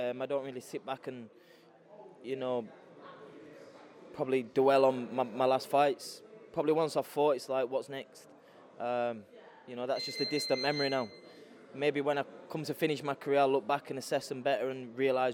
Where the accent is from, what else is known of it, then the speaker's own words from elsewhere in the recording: Sheffield, Yorkshire and the Humber, United Kingdom; I'm in my hometown